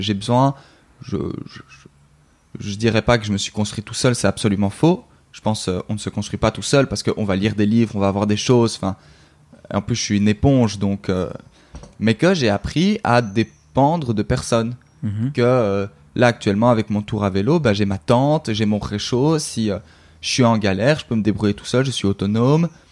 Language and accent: French; Brussels, Brussels-Capital Region, Belgium; je suis belge, donc, euh, en Belgique